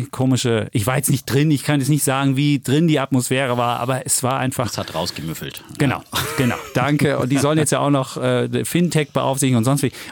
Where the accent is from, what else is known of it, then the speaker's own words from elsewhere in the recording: Franconia, Bavaria, Germany; Ich bin der Franke übrigens, gell?